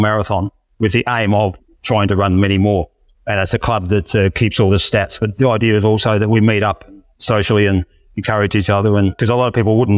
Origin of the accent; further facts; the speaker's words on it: Adelaide, South Australia, Australia; my hometown of Adelaide, down at Glenelg as well